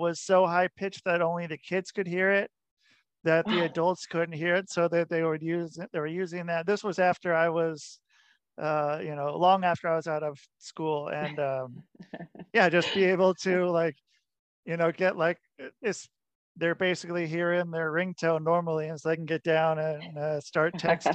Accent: Oregon, United States; now in New York, United States; I'm from Oregon

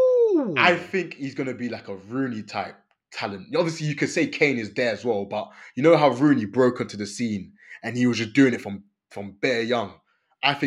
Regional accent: Côte d’Ivoire; I'm from Ivory Coast

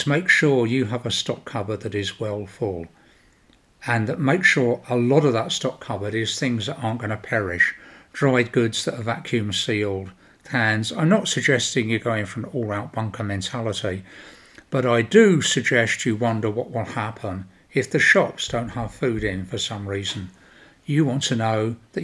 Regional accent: United Kingdom; I am British

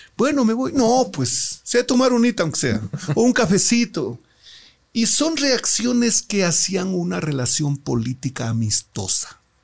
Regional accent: Loja, Ecuador; mis electores de mi tierra

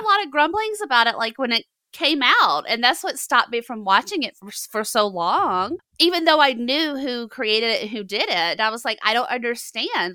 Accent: the South, United States; I'm from the South

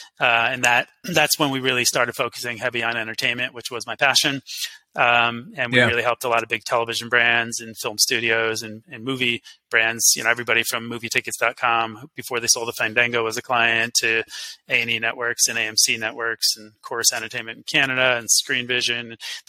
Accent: New York, United States; We, as a New Yorker, you know some of the stuff we did.

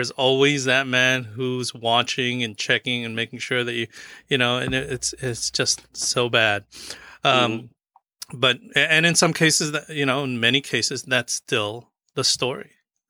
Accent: Philippines; And, you know, one of the things that I think I'm Filipino, and one of the commonalities of Filipinos and our Hispanic brothers and sisters is that we also came here as migrant workers.

